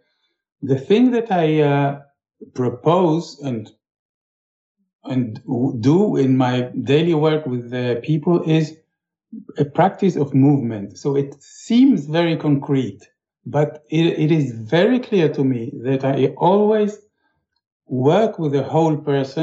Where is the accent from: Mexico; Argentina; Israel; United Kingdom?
Israel; I grew up in Israel